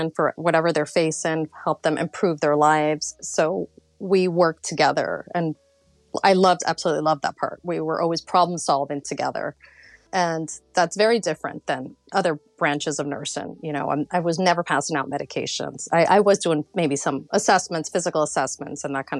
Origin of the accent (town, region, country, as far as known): Florida, United States; born or raised there; also born or lived in New York City, United States / Colombia / Mexico / San Francisco, United States